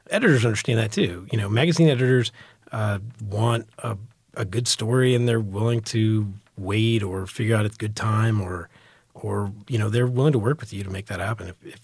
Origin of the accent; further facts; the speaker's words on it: New York, United States; born there; now in Texas, United States; I was born in New York, my family's from New York.